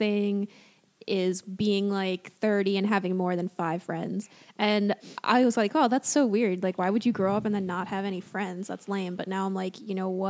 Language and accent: English; Hudson River Valley, New York, United States; Growing up in New York, or especially around the Hudson River Valley